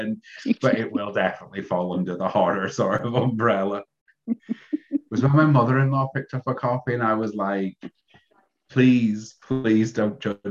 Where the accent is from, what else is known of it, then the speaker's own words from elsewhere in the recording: Scotland, United Kingdom; now in Liverpool, United Kingdom; Being Scottish and moving down here, but I've been here for so long